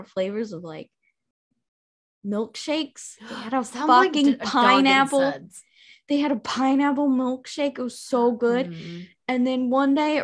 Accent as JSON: {"language": "English", "region": "Washington", "country": "United States", "tie": "born or raised there", "also_born_or_lived": "New York", "moved": "yes", "said": "when I was growing up in Washington"}